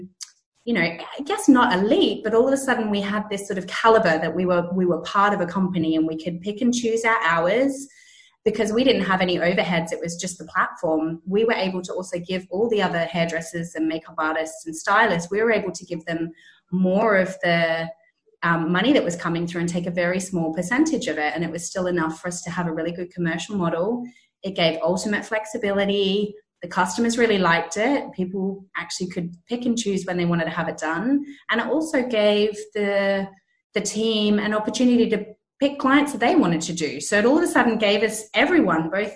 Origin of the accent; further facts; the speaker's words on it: Australia; moved away as an adult; now in London, United Kingdom; I'm originally Australian. I had a salon back in Australia